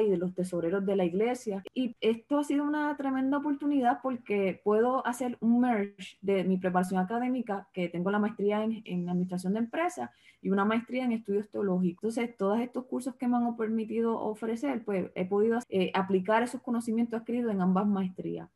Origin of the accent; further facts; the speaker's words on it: Cidra, Puerto Rico; moved away as an adult; now in Texas, United States; la iglesia en Sidra, mi, mi pueblo, donde yo vivo, donde vivía